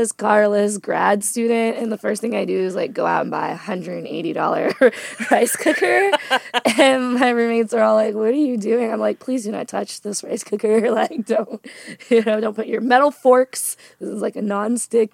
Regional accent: Louisville, Kentucky, United States; also born or lived in Philippines; we came to the States when I was about one because my dad's family is here in Louisville

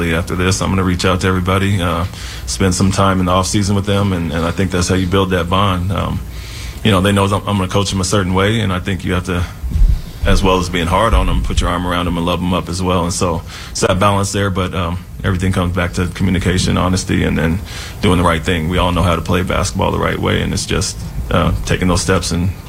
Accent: Portland, Oregon, United States; I'm from Portland

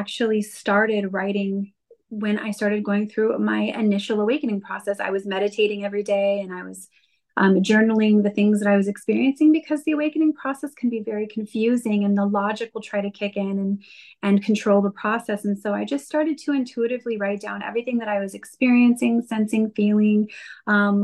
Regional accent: Colorado, United States; now in California, United States; I'm over in California right now, but I'm a Colorado girl

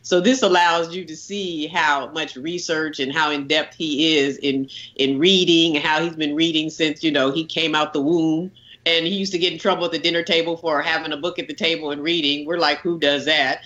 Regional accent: Oakland, California, United States; We grew up in Oakland when it was close to 50% African-American

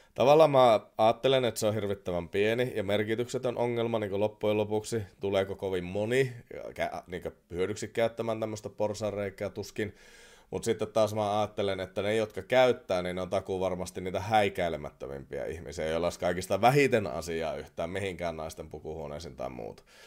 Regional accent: Oulu, North Ostrobothnia, Finland; accent: Oulu dialect; anteeksi Oulun murteeni

